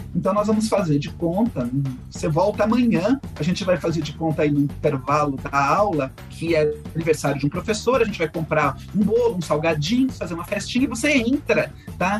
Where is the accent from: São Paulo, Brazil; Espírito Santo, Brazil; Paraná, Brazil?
São Paulo, Brazil; Eu sou da cidade de São Paulo, nascido e criado em São Paulo